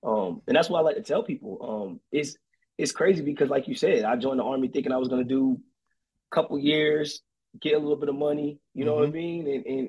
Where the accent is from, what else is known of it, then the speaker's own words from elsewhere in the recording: Fayetteville, North Carolina, United States; moved away as an adult; now in Anderson, Indiana, United States; I am originally from Fayetteville, North Carolina.